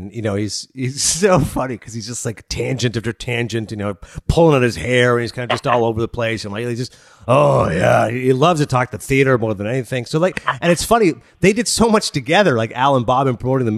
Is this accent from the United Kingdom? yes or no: no; Toronto, Ontario, Canada; Since I'm from Toronto